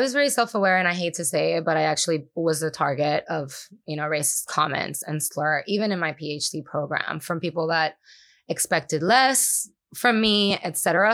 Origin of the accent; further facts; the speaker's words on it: Puerto Rico; first language Spanish; English is a second language; moved away as an adult; also born or lived in New York City; I grew up in Puerto Rico